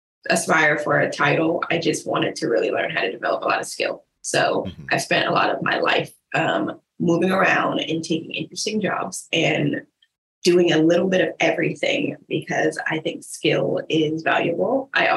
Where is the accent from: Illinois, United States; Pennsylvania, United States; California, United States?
California, United States; Stockton; also born or lived in Tucson; now in Honolulu, United States; I am born in Tucson, Arizona, mostly raised in Stockton, California. Dipped as soon as I could for a slight tour of San Diego with a finish